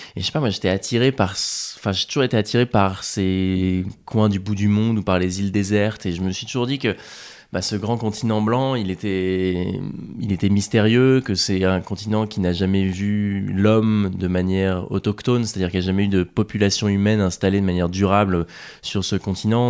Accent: Rouen, Normandy, France; J'ai grandi en Normandie

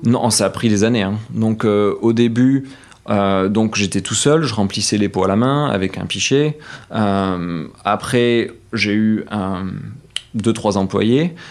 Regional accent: Saint-Sève, Nouvelle-Aquitaine, France; moved away as an adult; now in San Francisco, United States; j'ai grandi à Saint-Sevé, c'est un petit patelin de, 5000 habitants

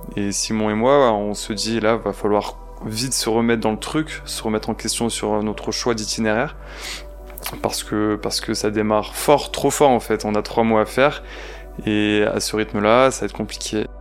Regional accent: Provence-Alpes-Côte d'Azur, France; also born or lived in Marseille; je suis né en Provence, j'habite à Marseille

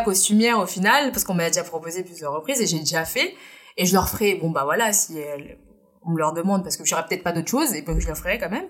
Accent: France; Je suis née en France, mais je suis indienne

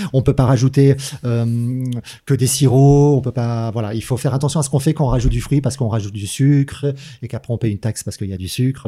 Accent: Manosque, Provence-Alpes-Côte d'Azur, France; je viens de Manosque

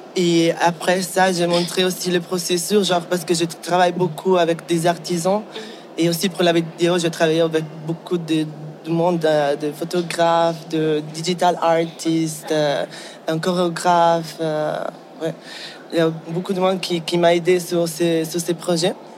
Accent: Ticino, Switzerland; French is a second language; moved away; also born or lived in Basel / Amsterdam / Paris / London; J'ai grandi au Tessin

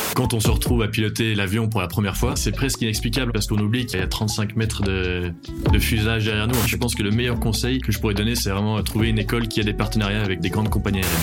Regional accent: Belgium; moved away as an adult; now in Bordeaux, France; je viens de Belgique et j'habite à Bordeaux maintenant depuis 4 ans

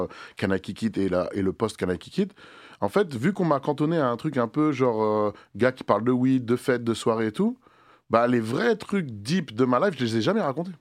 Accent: Le Mée-sur-Seine, Île-de-France, France; Terminus de R E R, des Melun, le Mai sur Seine

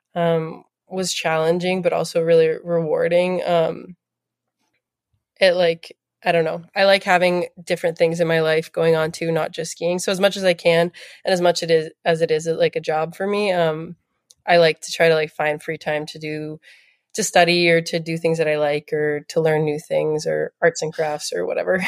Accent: Toronto, Ontario, Canada; also born or lived in New Jersey; we moved back when I was three, and then, um, from then on, yeah, born and raised in Toronto

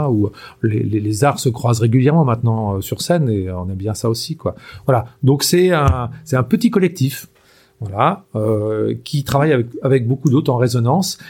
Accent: Anjou, Pays de la Loire, France; je suis originaire de euh, vraiment de la région, quoi. Hein. Euh, je suis né en Anjou et en fait, je, vis toujours en Anjou

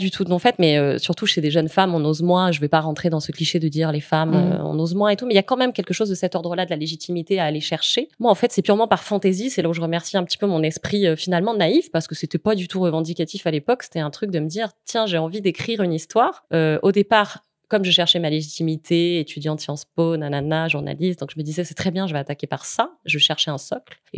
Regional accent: Nîmes, Occitania, France; also born or lived in Paris; Moi, je suis née à Nîmes, donc j'ai vécu après dans une maison à Nîmes qui s'appelle la Cigalière

